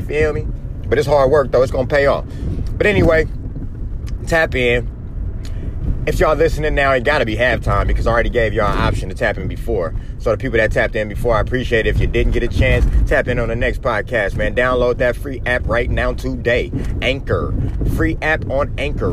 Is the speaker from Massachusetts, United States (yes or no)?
no; Oakland, California, United States; born from Oakland